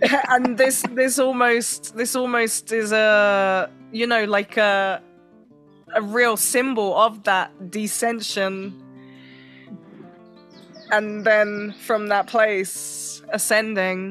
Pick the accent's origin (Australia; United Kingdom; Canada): United Kingdom; London; moved away as an adult; I was born in London.